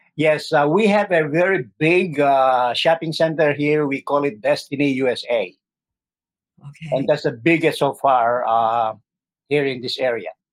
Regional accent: Pasay, Metro Manila, Philippines; moved away as an adult; also born or lived in Tuguegarao, Cagayan, Philippines / Switzerland; now in Syracuse, United States; I'm originally from uh, Philippines. I uh, uh, from Tuguegarao, Cagayan. That's my province, and I grew up in Pasay City, that's uh, adjacent to the city of Manila.

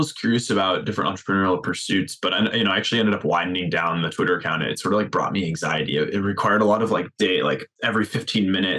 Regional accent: right outside of Boston, Massachusetts, United States; moved away as an adult; also born or lived in Minnesota

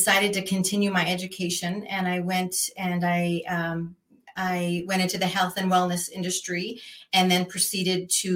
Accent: Canada; moved away as an adult; now in Arizona, United States; I am originally from Canada. So I started my journey there.

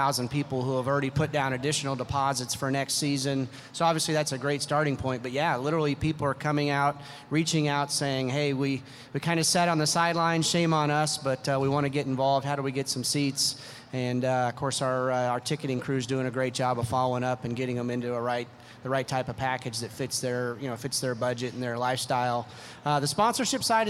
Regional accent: Oklahoma, United States; also born or lived in Cleveland; now in Las Vegas, United States; I grew up in Oklahoma, and there wasn't necessarily a lot of hockey opportunity

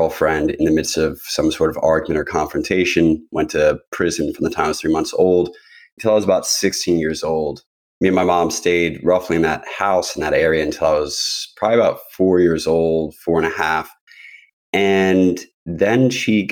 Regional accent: New Jersey, United States; I was born in New Jersey

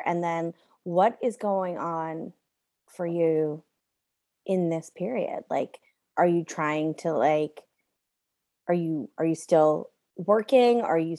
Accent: United States; now in Canada; I'm an American living in Canada.

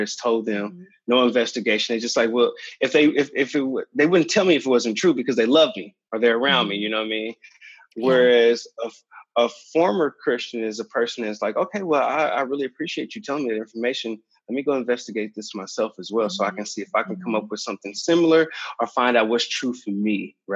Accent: Kansas City, Missouri, United States; moved away; my hometown in Kansas City, Missouri, and I never moved outside of that space

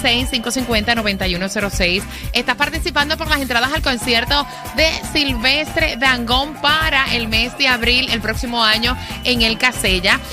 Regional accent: Puerto Rico; como puertorriqueña

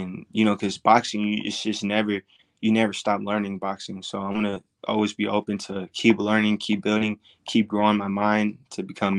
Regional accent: Texas, United States; now in Las Vegas, United States; I'm from Texas. I was born and raised in Texas

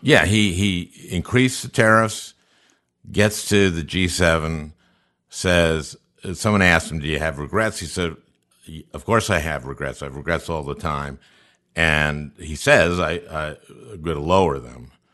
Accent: St. Louis Park, Minnesota, United States; I was born in 1951. I, I grew up in St. Louis Park

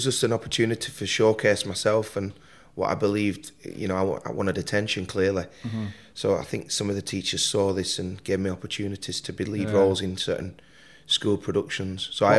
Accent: Burnley, North West England, United Kingdom; I was born in Burnley, Lancashire.

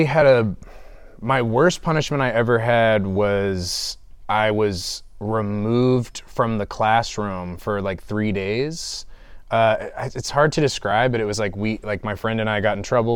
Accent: Clarkston, Georgia, United States; I'm from the east side of Atlanta. I grew up in Clarkston for the most part

